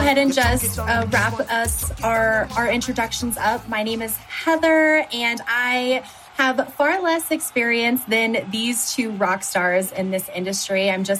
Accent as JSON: {"language": "English", "region": "New Mexico", "country": "United States", "tie": "born or raised there", "also_born_or_lived": "Florida", "said": "Very proudly born and raised in New Mexico. And I attended New Mexico State University."}